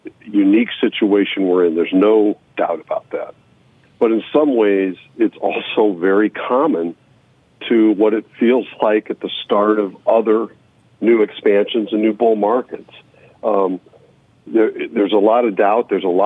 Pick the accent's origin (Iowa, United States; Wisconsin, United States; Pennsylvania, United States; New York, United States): Iowa, United States; In the early 80s, we had basically a depression in energy and agriculture in my home state of Iowa.